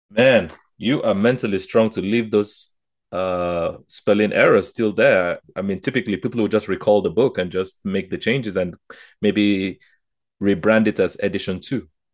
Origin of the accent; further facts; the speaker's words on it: Nigeria; now in Canada; I'm from Nigeria originally